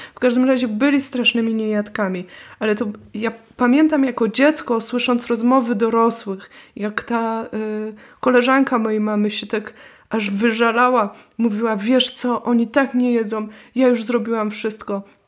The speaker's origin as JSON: {"language": "Polish", "town": "Poznań", "region": "Greater Poland", "country": "Poland", "also_born_or_lived": "Wrocław / Warsaw", "moved": "yes", "said": "jestem z Poznania, więc tu używam tego słowa e, na kromki"}